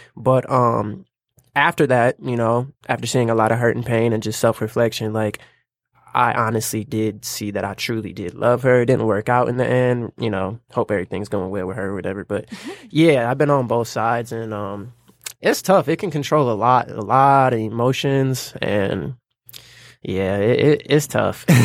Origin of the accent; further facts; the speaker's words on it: Lansing, Michigan, United States; now in Detroit, United States; I'm from Lansing, currently living in Detroit.